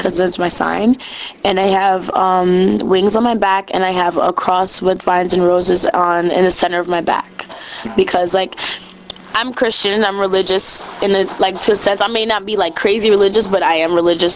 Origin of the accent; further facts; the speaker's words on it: Jamaica; I'm actually Jamaican